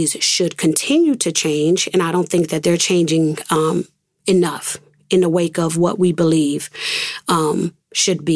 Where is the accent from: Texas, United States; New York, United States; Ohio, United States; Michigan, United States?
New York, United States; Rochester; also born or lived in Atlanta; my hometown, the place where I grew up